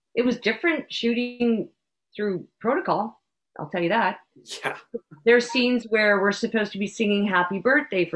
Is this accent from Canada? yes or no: yes; Canada; I am a Canadian moose